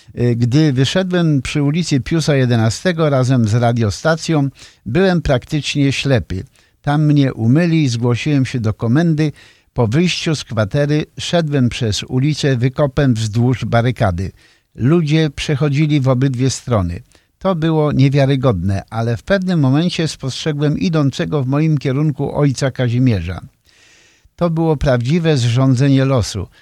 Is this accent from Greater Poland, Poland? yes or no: yes; near Poznań, Greater Poland, Poland; moved away as an adult; now in United States; z Wielkopolski, spod Poznania, to też takie moje rodzinne strony